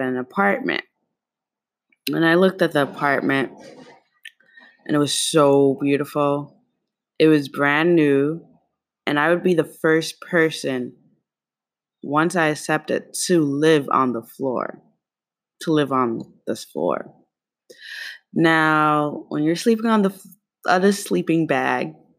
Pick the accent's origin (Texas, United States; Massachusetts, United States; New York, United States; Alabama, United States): New York, United States; New York City; also born or lived in East Harlem, New York City; I'm from Kew Garden, Queens, and Harlem, East Harlem, where I now live, is very different from Kew Garden, Queens